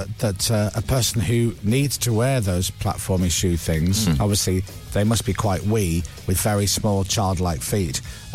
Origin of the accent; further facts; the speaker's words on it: United States; Because we're American.